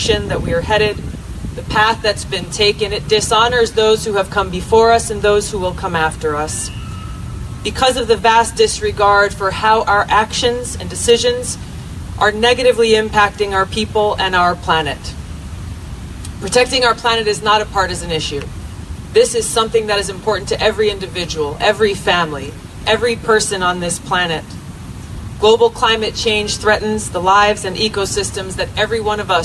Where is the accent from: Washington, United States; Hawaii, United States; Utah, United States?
Hawaii, United States; Growing up in Hawaii, beautiful place